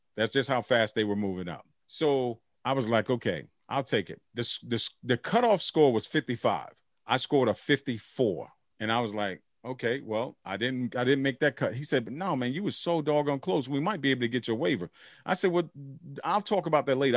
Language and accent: English; United States; I'm American